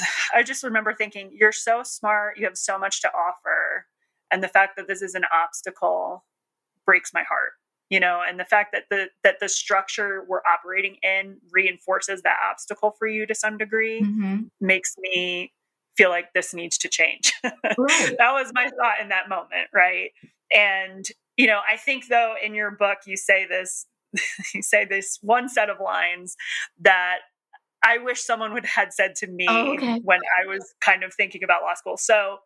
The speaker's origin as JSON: {"language": "English", "region": "New Jersey", "country": "United States", "accent": "Jersey", "said": "I mean, I'm from New Jersey, but I don't really have my Jersey accent anymore."}